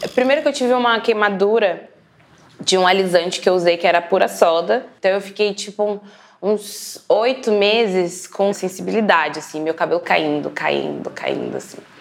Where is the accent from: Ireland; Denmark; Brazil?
Brazil; Araraquara, São Paulo; Eu sou de Araraquara, minha mãe me teve com 20 anos